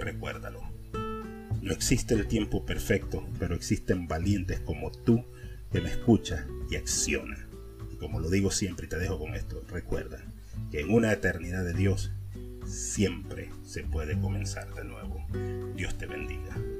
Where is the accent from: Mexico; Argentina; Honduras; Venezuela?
Honduras; moved away; yo soy de Centroamérica, de Honduras para ser exactamente, creo que ya me han agarrado por la voz